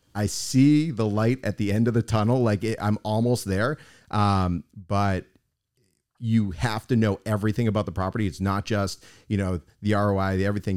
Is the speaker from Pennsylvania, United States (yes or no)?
no; Boston, Massachusetts, United States; now in South Florida, United States; I'm originally from Boston